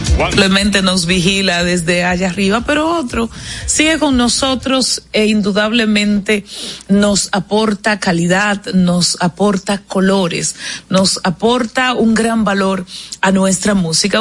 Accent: Dominican Republic

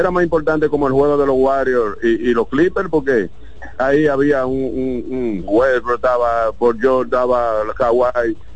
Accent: Baoba, María Trinidad Sánchez, Dominican Republic; sí, sí, somos de Baoba, un sitio dicen Baoba

